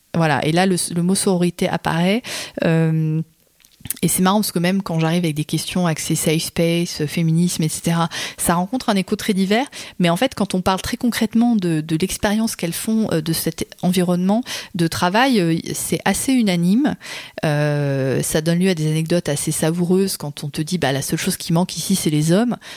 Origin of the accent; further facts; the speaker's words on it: Berry, Centre-Val de Loire, France; moved away; j'ai grandi dans le Berry